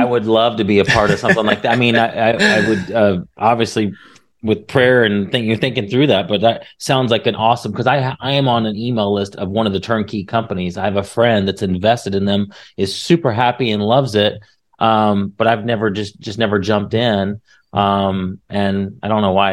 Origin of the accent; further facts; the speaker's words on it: Indiana, United States; moved away as an adult; now in Texas, United States; I'm from Indiana, and I had some rental property near um, a, a college because I lived right in a college town